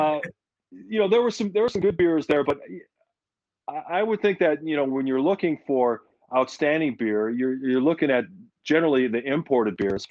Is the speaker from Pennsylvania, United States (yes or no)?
no; Milwaukee, Wisconsin, United States; my hometown